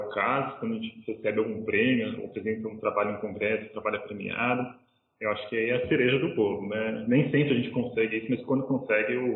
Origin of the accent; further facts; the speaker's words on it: São Paulo, Brazil; eu vim de São Paulo, quem teve a oportunidade de comer pizza talvez saiba o que estou falando